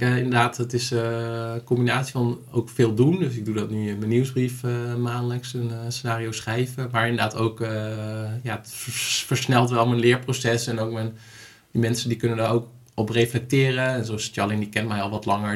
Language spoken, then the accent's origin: Dutch; Sappemeer, Groningen, Netherlands; also born or lived in Hoogezand; En ik ben opgegroeid in, eh, in Sappemeer, geboren in Hoge Zand